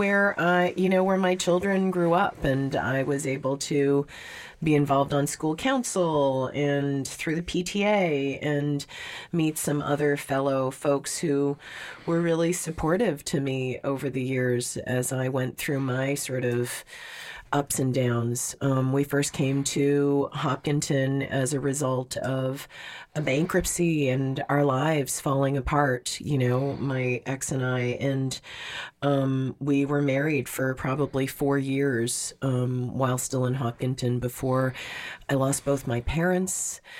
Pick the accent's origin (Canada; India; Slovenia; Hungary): Canada; Montreal, Quebec; also born or lived in South Korea / Vancouver, Canada; now in Boston area, United States; Like, I grew up in Montreal. We moved to South Korea. We went from South Korea to Vancouver. I went from Vancouver back to South Korea and then to the Boston area